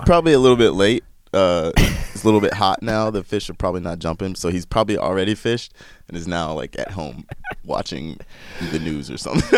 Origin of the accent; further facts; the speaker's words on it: Chapel Hill, North Carolina, United States; I was born and raised in North Carolina in Chapel Hill.